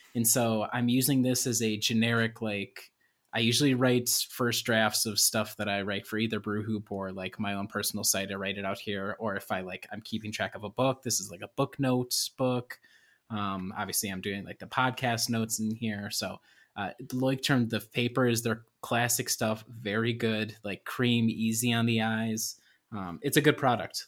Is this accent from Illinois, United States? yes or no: yes; Illinois, United States; moved away; I am originally from Illinois